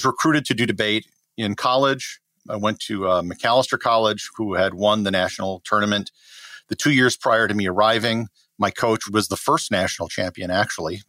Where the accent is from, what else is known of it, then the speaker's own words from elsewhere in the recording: Wisconsin, United States; moved away; I grew up in Wisconsin, a very middle class, blue collar family.